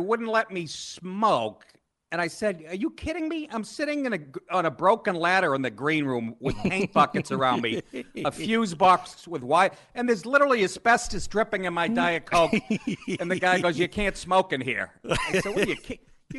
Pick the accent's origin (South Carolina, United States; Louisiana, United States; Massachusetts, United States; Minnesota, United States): Massachusetts, United States; Boston; also born or lived in Maine / Los Angeles / New York; I grew up in Boston. I went to school, University of Maine, and then I've spent the last 25 years in L.A. and New York